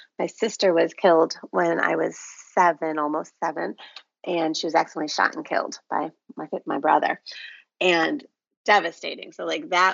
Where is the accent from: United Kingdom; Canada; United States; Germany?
United States; Chicago, Illinois; moved away as an adult; now in Florida, United States; born and raised in Chicago